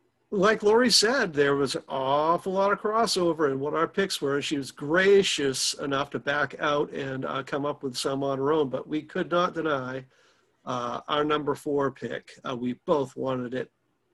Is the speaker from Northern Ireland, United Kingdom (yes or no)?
no; London, United Kingdom; what it's like living in London, growing up in London and things like that.